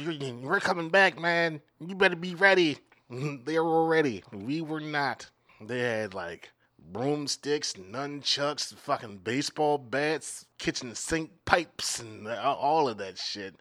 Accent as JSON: {"language": "English", "region": "Maryland", "country": "United States", "moved": "yes", "lives_now": "Minneapolis, United States", "said": "I'm from Maryland"}